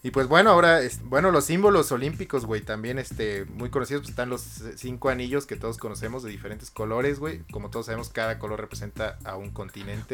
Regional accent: Mexico

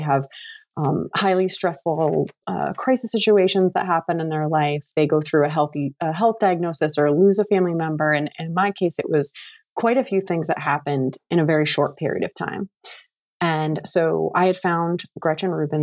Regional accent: New England, United States; moved away as an adult; also born or lived in Vermont / Florida; now in Virginia, United States; I grew up in New England

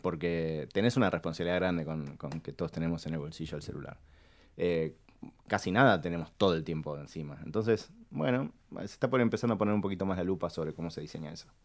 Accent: Argentina; somos latinos, somos argentinos

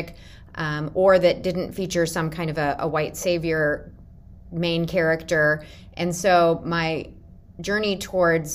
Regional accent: Colorado, United States; moved away as an adult; now in Indianapolis, United States; I was raised in Colorado in a very white neighborhood, pretty rural area, and when I got my first teaching job here in Indianapolis

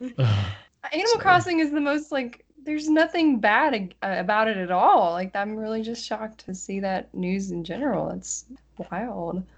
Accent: West Tennessee, United States; accent: Southern; also born or lived in Nashville; I'm actually from West Tennessee, and that's like right next to Missouri and Arkansas

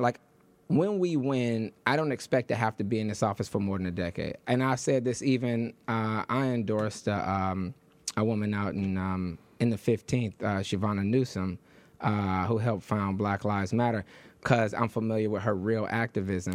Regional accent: Detroit, Michigan, United States; also born or lived in Harlem, New York; now in New York, United States; I was born, I was raised in Detroit

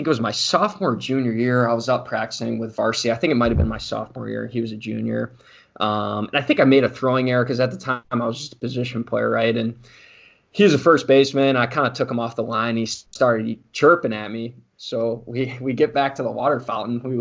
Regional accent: Mundelein, Illinois, United States; so just a little bit about like growing up in Mundelein. It's a very uh, it's a very diverse culture, like socioeconomic wise.

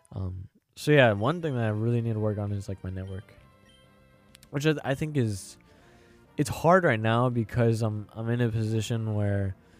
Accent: Florissant, Missouri, United States; I'm from Florissant

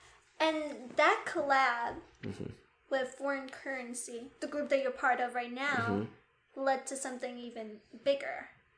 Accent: New York City, New York, United States; also born or lived in Guyana / Queens; growing up in New York

